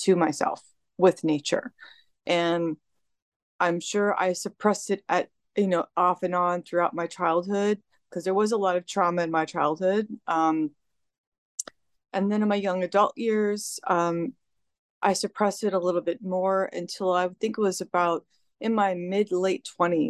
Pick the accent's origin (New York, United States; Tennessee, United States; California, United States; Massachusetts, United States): California, United States; I was born and raised in California.